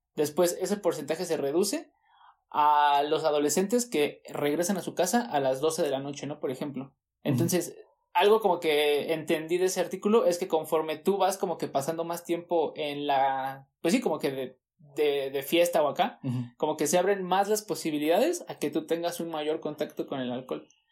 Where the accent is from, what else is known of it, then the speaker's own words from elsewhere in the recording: Mexico; parte de nuestra cultura como mexicanos